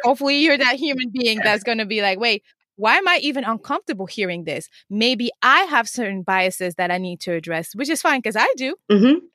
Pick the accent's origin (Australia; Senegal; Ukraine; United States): Senegal; moved away; also born or lived in Cape Verde; I was born and raised in Senegal, and I'm from Cape Verde, which is um, a Portuguese island